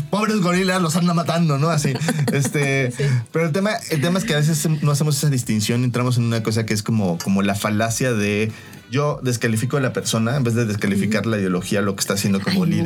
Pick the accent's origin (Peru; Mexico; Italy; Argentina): Mexico; como mexicanos que queremos